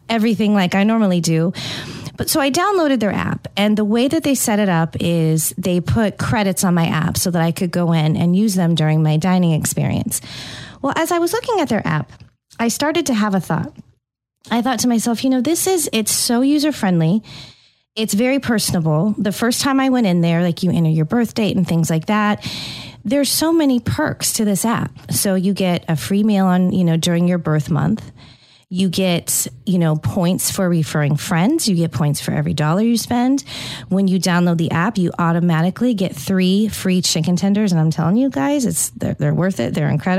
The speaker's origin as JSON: {"language": "English", "region": "California", "country": "United States", "tie": "born or raised there", "also_born_or_lived": "Tampa, Florida", "moved": "yes", "said": "growing up in California, I spent all my time at Starbucks, especially in high school"}